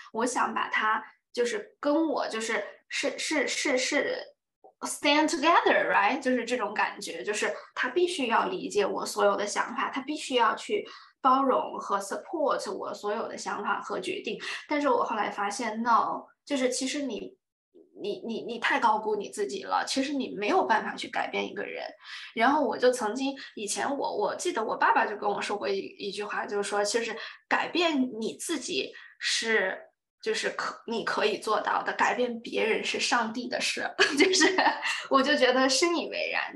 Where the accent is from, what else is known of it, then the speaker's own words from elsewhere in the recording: Dali, Yunnan, China; moved away as an adult; 我是云南大理人嘛，就是很美丽、很文艺那种 style 出来的